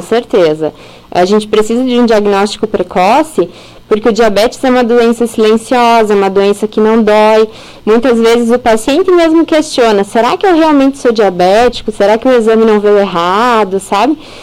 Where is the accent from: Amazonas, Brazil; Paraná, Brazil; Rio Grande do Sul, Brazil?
Rio Grande do Sul, Brazil; Carazinho; moved away as an adult; also born or lived in Chapecó / São Paulo; nasci e cresci aqui na cidade de Carazinho